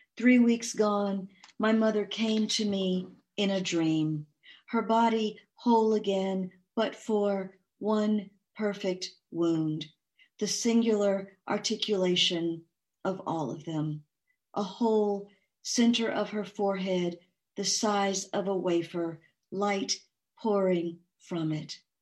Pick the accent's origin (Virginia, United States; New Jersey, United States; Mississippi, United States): Mississippi, United States; I was born near Easter, 1966, in Mississippi